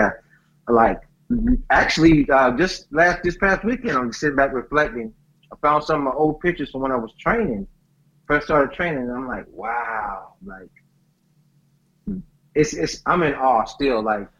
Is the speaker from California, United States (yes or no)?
no; Mount Dora, Florida, United States; moved away as an adult; also born or lived in Plymouth, Florida / Mississippi Gulf Coast; I actually grew up two houses from Warren Sapp. Then I moved to Mount Dora. And then I grew up in Mount Dora. And I actually went to school in Mount Dora High School, home of the Hurricanes.